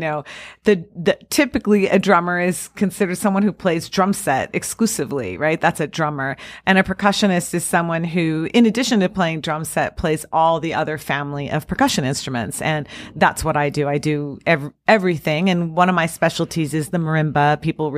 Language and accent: English; Central California, United States; also born or lived in Los Angeles; I grew up in Central California, and the day I graduated high school, my car was packed and I was off